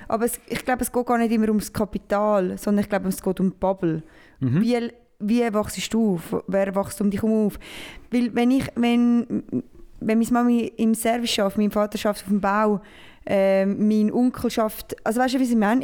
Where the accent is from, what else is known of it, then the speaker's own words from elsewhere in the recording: Switzerland; ich bin Schweizer, richtiger Schweizer.